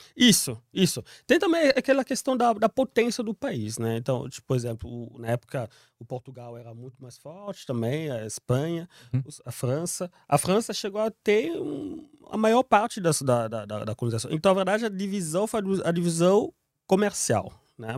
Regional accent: Kinshasa, DR Congo; Portuguese is a second language; moved away as an adult; now in São Paulo, Brazil; Kinshasa, a cidade onde eu nasci também

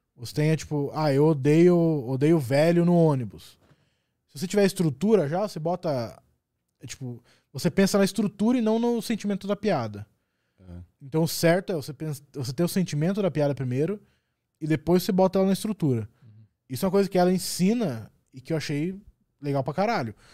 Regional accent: Curitiba, Paraná, Brazil; sou de Curitiba

